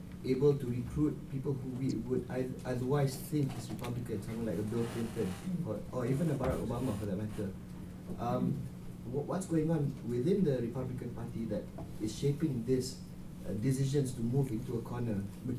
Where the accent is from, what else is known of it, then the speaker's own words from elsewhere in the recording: Malaysia; moved away; I'm an MPP student here. I'm originally from Malaysia